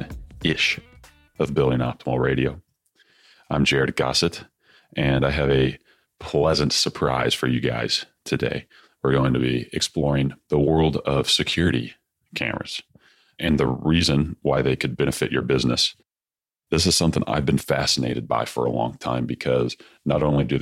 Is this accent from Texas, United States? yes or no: yes; Austin, Texas, United States; here in Austin, my hometown.